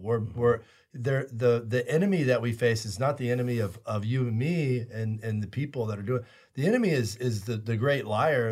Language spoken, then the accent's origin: English; United States; as American Catholics